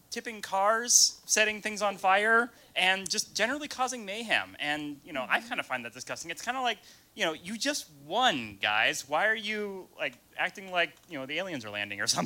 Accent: Pittsburgh, Pennsylvania, United States; I'm actually here from Pittsburgh

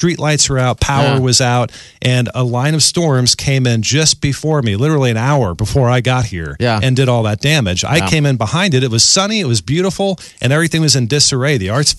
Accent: New York, United States; moved away as an adult; now in Omaha, United States; I'm from New York originally.

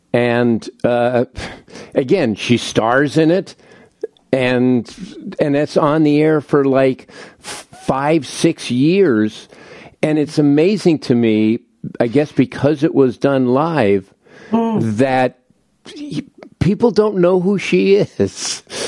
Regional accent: Los Angeles, California, United States; I grew up in L.A.

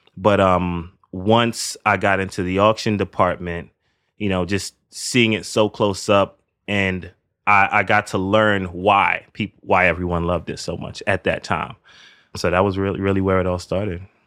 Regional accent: New York City, New York, United States; I grew up in the Northeast Bronx, which is a pretty Caribbean neighborhood.

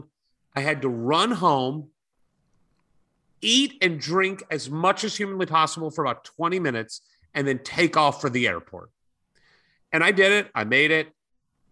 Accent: California, United States; I'm from California

